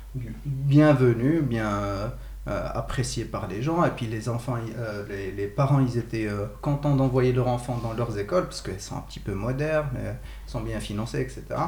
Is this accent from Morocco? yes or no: yes; Morocco; now in Switzerland; Moi aussi, j'ai grandi au Maroc.